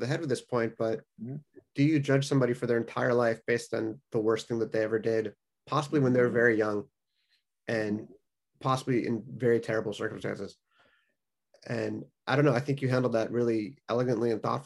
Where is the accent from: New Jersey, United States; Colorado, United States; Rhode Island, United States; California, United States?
California, United States; South Bay; growing up in the South Bay